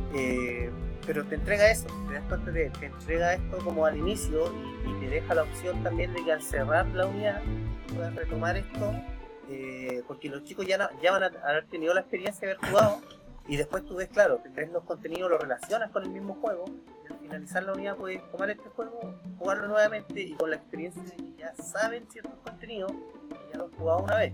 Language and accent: Spanish; Santiago, Santiago Metropolitan Region, Chile; Yo soy de Santiago